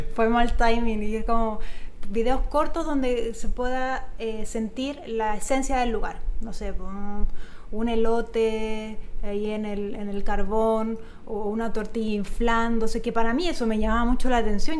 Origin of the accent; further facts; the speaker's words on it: Chile; moved away as an adult; also born or lived in Italy (ancestry); now in Mexico; nací en Chile y mis abuelos pues son italianos